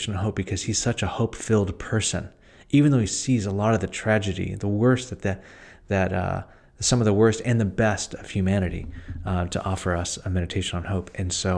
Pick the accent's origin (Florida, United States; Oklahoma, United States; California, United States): California, United States; San Francisco; Actually, born and raised in San Francisco, went to Lowell High School.